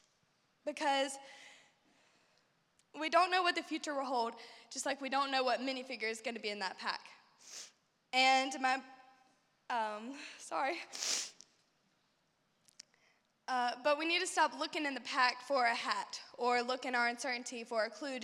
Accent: Shelby, United States; here in my hometown.

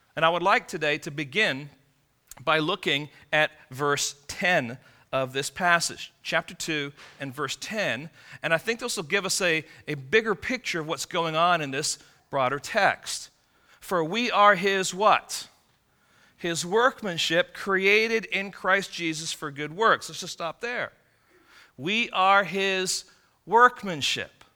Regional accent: England, United Kingdom; moved away; I'm from England.

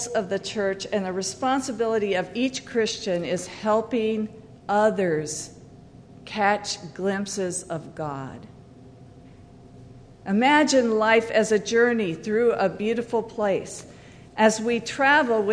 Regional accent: Idaho, United States; moved away; I grew up in Idaho

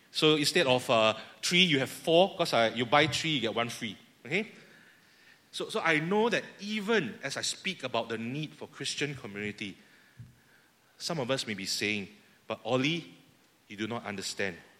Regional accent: Singapore; I speak as fellow Singaporean here. Our culture in Singapore

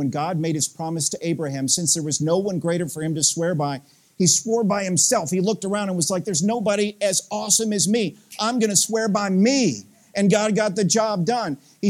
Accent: Tennessee, United States; accent: Southern; now in Midwest, United States; I grew up in Southeast Tennessee, some of you guys know that about me, there's a wee tinge of Southern accent it's just still left after 20-something years in the Midwest.

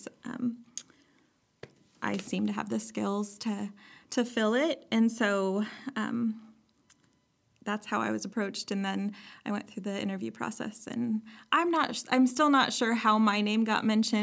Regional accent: Clay Center, Nebraska, United States; moved away as an adult; also born or lived in Moberly, Missouri / Illinois; now in Lincoln, United States; I'm from Clay Center, Nebraska.

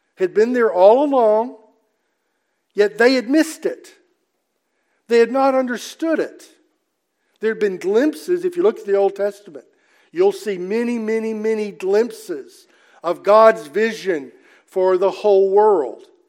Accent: Mississippi, United States; I'm from Mississippi

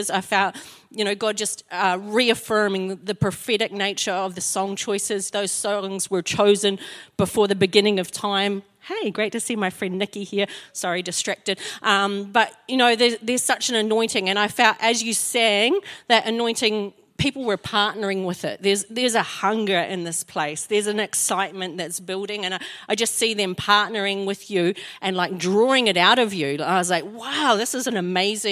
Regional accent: Invercargill, Southland, New Zealand; now in Christchurch, New Zealand; I'm from Invercargill

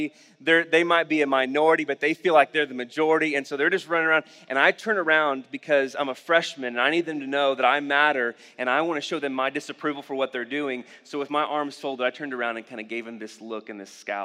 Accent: Oklahoma, United States; growing up in Oklahoma

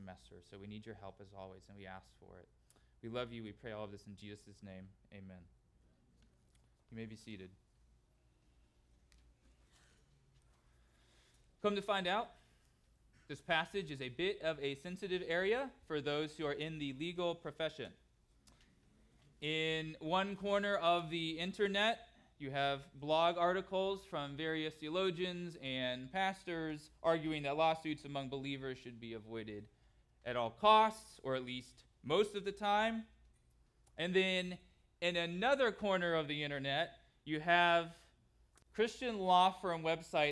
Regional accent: California, United States; Growing up in California, my family tried to cheer for the Angels baseball team

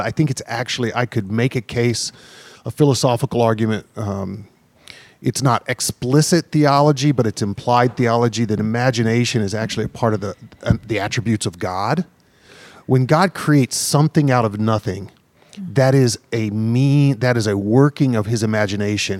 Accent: the South, United States; the church I grew up in the South, uh, you know, a Baptist church

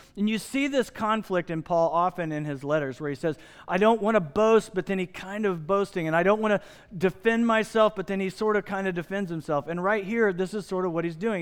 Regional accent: Midwest, United States; moved away; I grew up in the Midwest

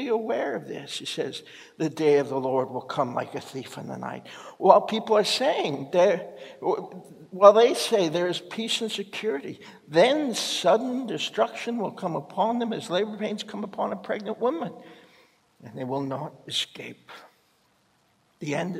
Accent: Canada; our own country

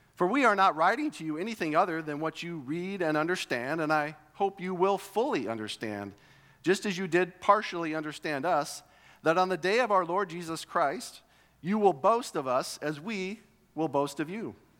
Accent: United States; growing up in America

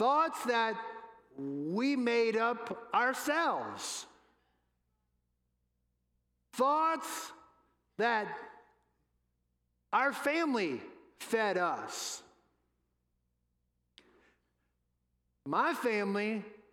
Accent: New Orleans, Louisiana, United States; I'm from New Orleans, home of the New Orleans Saints

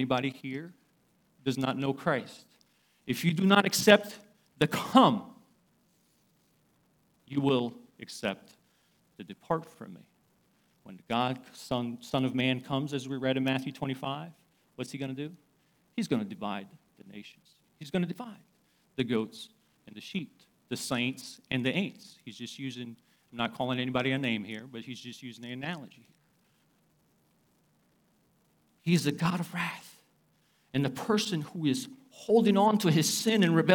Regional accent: Uzbekistan; moved away; I come from Uzbekistan

